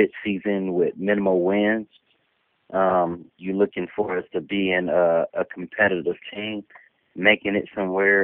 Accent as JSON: {"language": "English", "town": "Oakland", "region": "California", "country": "United States", "tie": "born or raised there", "said": "I'm born and raised in Oakland, California"}